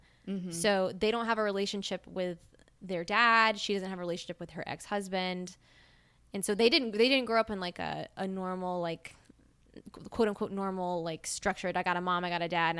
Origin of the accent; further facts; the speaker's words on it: Mississippi, United States; Yeah, we're from Mississippi. We're from the South.